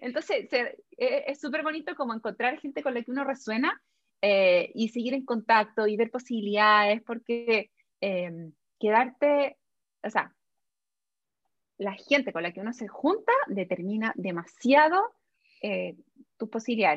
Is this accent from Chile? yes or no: yes; Chile; las dos somos chilenas, ¿sí? Eh, y Chile es un país como súper conservador todavía. Entonces, yo a mí, yo no me siento, o sea, obvio que soy chilena, más chilena que los porotos